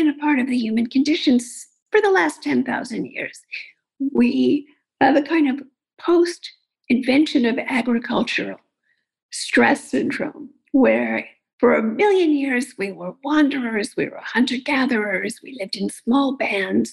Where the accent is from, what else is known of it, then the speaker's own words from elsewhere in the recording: New York City, New York, United States; I grew up in Queens and went to public schools